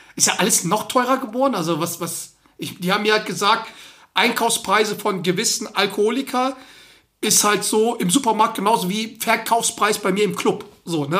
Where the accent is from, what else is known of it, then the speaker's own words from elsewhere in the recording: Germany; bei uns in Deutschland